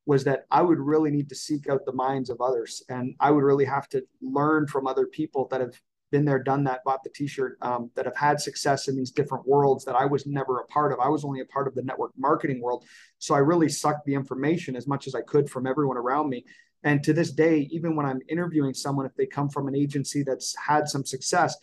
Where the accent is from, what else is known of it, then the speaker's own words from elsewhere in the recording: Canada; I'm Canadian